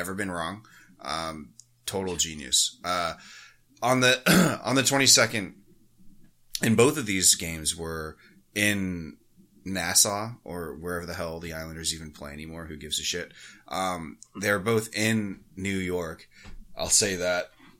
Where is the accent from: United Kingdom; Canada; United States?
Canada; But I mean, as a Canadian, and I haven't actually talked to any of our Canadian hosts, I wonder if it's like better or worse.